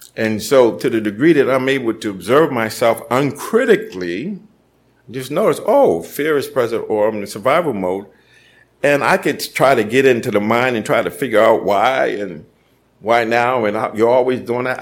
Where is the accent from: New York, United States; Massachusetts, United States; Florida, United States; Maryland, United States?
Massachusetts, United States; Boston; growing up in Boston and tough neighborhood